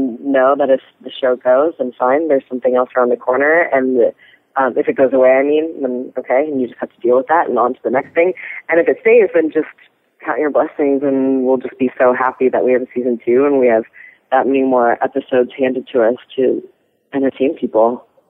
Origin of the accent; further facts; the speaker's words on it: Midwest, United States; I grew up in the Midwest as well.